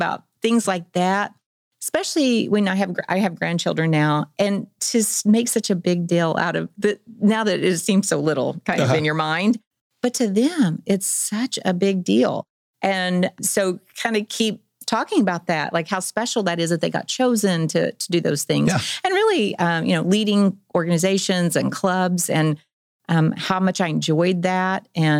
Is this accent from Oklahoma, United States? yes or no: yes; Tulsa, Oklahoma, United States; now in Bentonville, United States; I was thinking the other day, I came from Tulsa. I probably never met a mayor while I was there.